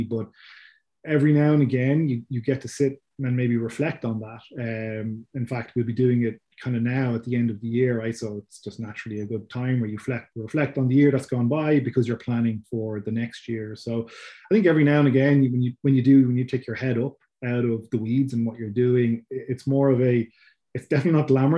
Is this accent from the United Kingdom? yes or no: no; Dublin, Leinster, Ireland; people can tell from my accent. I'm from Ireland, so from Dublin in Ireland.